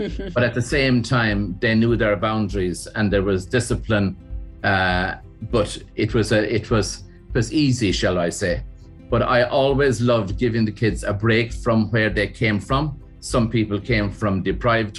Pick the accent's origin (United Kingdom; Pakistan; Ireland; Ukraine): Ireland; County Kerry, Munster; also born or lived in County Limerick; my mother brought the family down to her home place, which is down in County Kerry. And we were down there as children